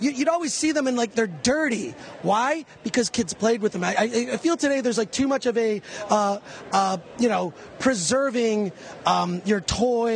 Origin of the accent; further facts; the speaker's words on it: Detroit, Michigan, United States; I grew up in Detroit